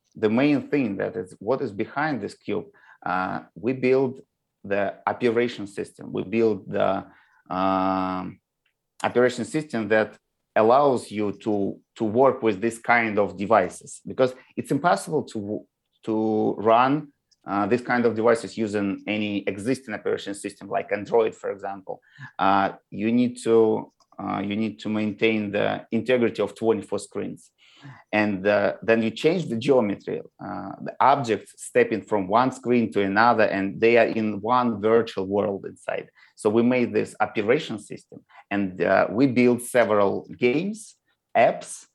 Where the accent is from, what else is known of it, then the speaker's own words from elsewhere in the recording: Moscow, Russia; now in United States; I was born in Moscow, and all my relatives is from Moscow. You know, like I always tell people that uh, we visited the same elementary school with my grandma